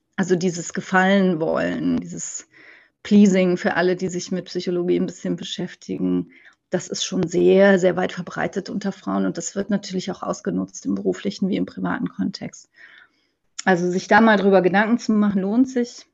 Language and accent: German; Cologne, North Rhine-Westphalia, Germany; moved away; ich bin gebürtige Kölnerin, aber ich lebe mein halbes Leben in Rheinland-Pfalz